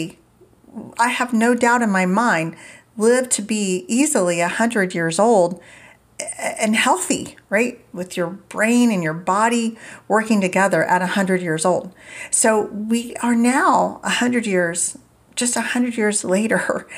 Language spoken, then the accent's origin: English; Indiana, United States; I grew up in Indiana and we always had a garden and never went out to eat